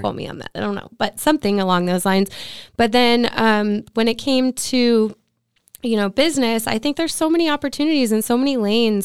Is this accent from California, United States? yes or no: yes; Santa Clarita, California, United States; also born or lived in Ventura County; now in Ventura, United States; I grew up in Santa Clarita, so I went to school out there